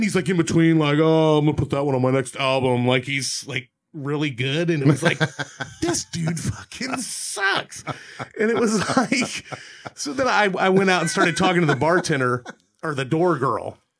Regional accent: Dayton, Ohio, United States; where are you from? And I'm like, Dayton, Ohio.

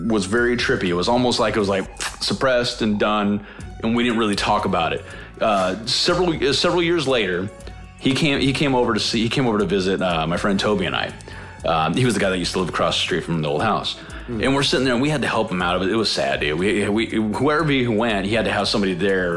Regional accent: Maryville, United States; We grew up in Maryville.

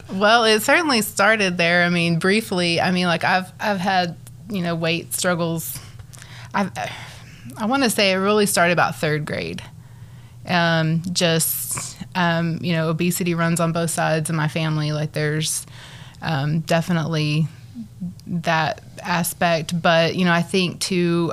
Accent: Borger, Texas, United States; also born or lived in Arlington, Texas; now in Amarillo, United States; I grew up in the big town of Borger, Texas

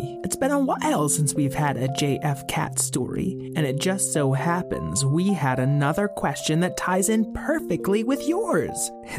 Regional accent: Boston, Massachusetts, United States; I'm from Boston

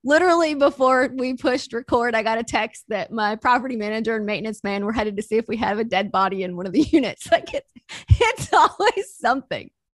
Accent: Mississippi, United States; I grew up super poor in Mississippi

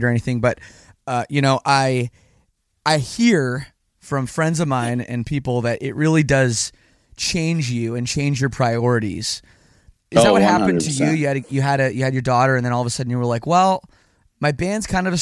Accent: Canada; I'm Canadian

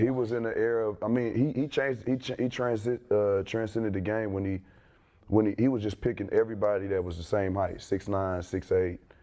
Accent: the South, United States; I come from the South

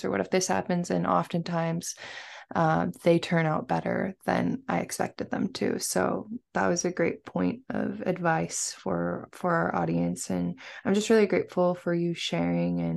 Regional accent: West Coast, United States; I'm from the West Coast

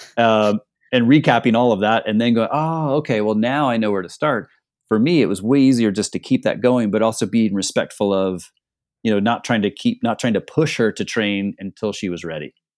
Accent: Northeast Ohio, United States; growing up in Northeast Ohio, our summers are pretty short

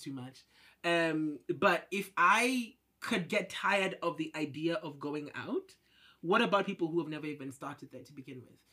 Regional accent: Kenya; moved away as an adult; now in Beijing, China; I'm Kenyan. I've been here for about five years.

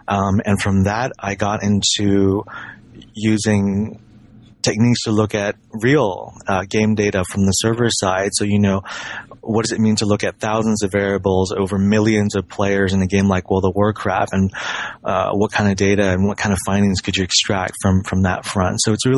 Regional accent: Hong Kong; Sure. I've always been a gamer. You know, I grew up in Hong Kong.

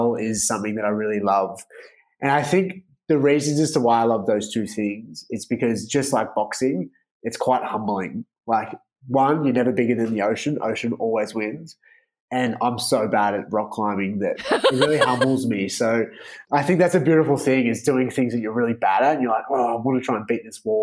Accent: Melbourne, Victoria, Australia; where I grew up in Melbourne

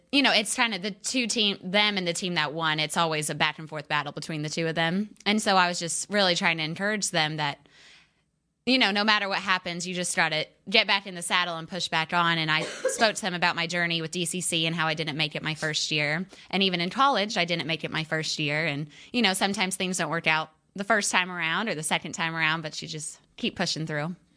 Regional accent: Fayetteville, Arkansas, United States; now in Texas, United States; I just went back to Fayetteville, which is my hometown

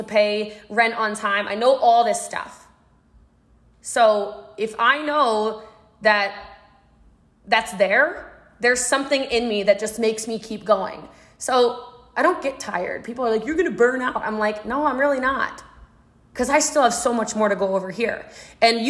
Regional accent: Maryland, United States; I'm from Maryland

